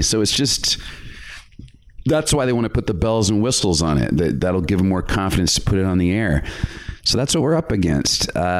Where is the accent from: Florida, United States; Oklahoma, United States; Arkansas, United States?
Arkansas, United States; Little Rock; So I'm from Little Rock, Arkansas.